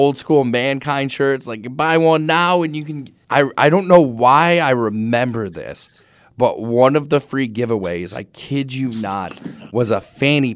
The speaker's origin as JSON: {"language": "English", "town": "Cleveland", "region": "Ohio", "country": "United States", "tie": "born or raised there", "said": "I grew up in Cleveland"}